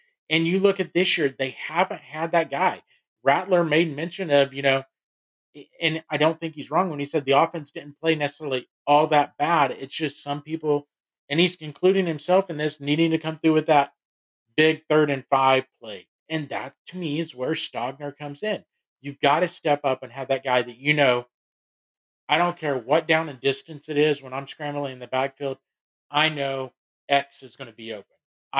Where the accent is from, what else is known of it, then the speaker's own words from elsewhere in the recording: Norman, Oklahoma, United States; I grew up in Oklahoma. I was born in Norman, went to high school at Westmore, you know, Oklahoman through and through.